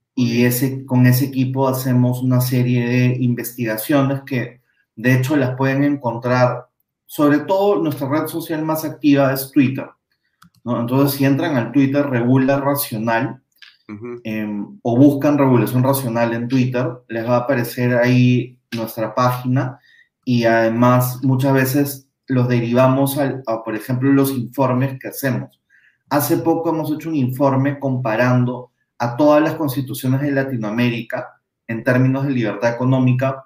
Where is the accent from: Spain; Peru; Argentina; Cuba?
Peru; como peruanos